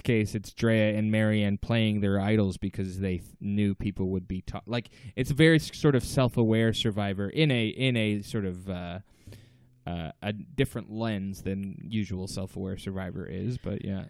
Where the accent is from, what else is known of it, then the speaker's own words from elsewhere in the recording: Toronto, Ontario, Canada; we're two comedians from Toronto.